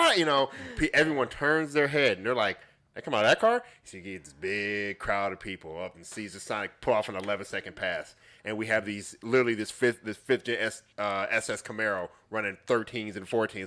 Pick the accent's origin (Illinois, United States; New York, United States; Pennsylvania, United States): Illinois, United States; Chicago; moved away; I'm originally from the Chicagoland area.